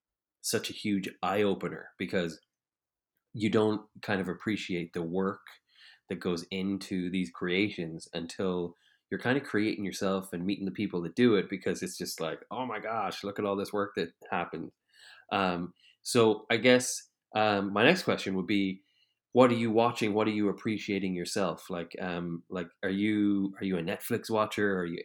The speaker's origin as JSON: {"language": "English", "country": "Ireland", "said": "because I'm Irish"}